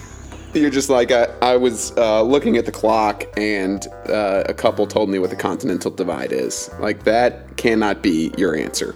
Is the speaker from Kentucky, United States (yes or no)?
yes; Louisville, Kentucky, United States; I'm from Louisville.